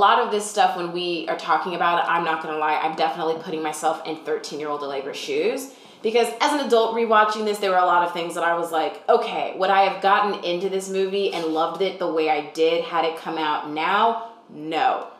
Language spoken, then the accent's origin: English; Texas, United States; As a Texan who's never been to the Pacific Coast.